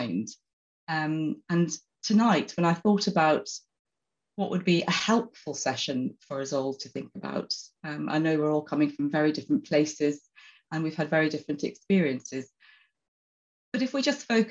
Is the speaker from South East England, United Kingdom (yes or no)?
yes; Oxford, South East England, United Kingdom; I'm actually from Oxford. I'm sitting in Oxford at the moment